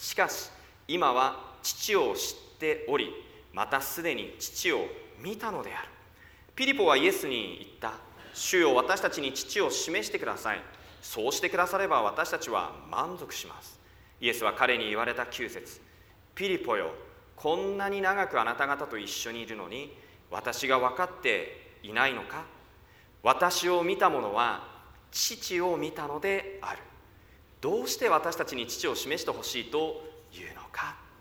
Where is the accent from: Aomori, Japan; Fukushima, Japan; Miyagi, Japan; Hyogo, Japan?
Fukushima, Japan; Koriyama; 私は福島県の郡山で生まれました。